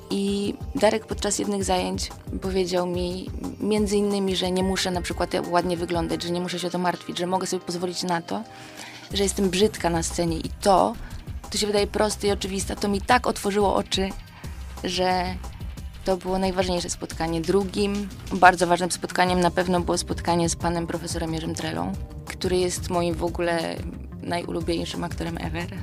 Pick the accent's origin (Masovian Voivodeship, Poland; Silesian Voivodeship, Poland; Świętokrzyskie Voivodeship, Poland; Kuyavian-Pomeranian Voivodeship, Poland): Kuyavian-Pomeranian Voivodeship, Poland; Włocławek; now in Tarnów, Poland; pochodzę z Włocławka